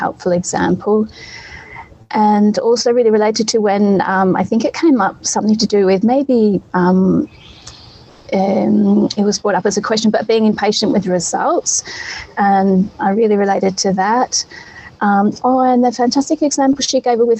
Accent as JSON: {"language": "English", "country": "Australia", "moved": "yes", "lives_now": "Europe", "said": "I'm from Australia. My mum's there."}